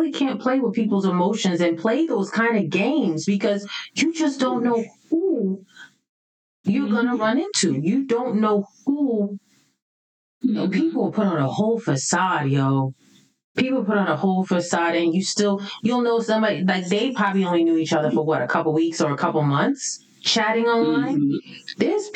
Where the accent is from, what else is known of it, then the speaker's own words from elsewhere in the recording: New York City, New York, United States; growing up in the Bronx